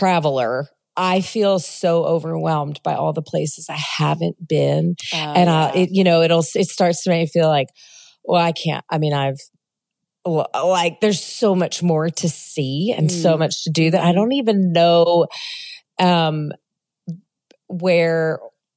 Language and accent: English; Baton Rouge, Louisiana, United States; I'm from Baton Rouge, Louisiana